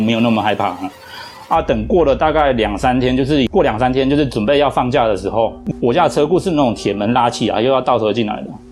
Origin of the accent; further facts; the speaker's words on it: Taiwan; 我们台湾人有一种民，民间习俗